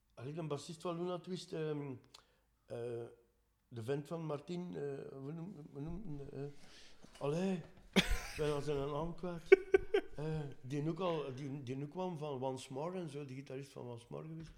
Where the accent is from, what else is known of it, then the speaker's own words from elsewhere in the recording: Dendermonde, Flanders, Belgium; we zijn van Dendermonde